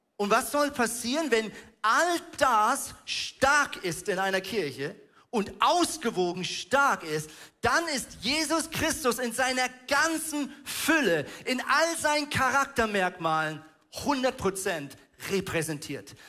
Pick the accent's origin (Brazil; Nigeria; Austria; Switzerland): Switzerland; now in Hamburg, Germany; ich bin ja Schweizer